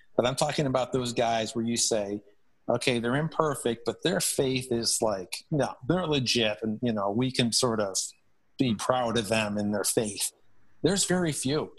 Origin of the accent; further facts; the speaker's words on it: Buffalo, New York, United States; I grew up in Buffalo